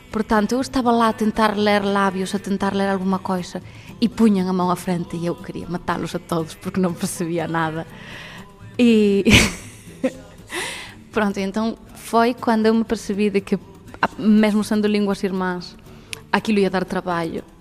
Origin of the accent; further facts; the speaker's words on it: Galicia, Spain; first language Galician; Portuguese is a second language; moved away as an adult; also born or lived in Germany; now in Lisbon, Portugal; a miña lingua materna é o galego. Os meus pais nem sequer me tocaron español, eu aprendi a falar español cando fui para a escola.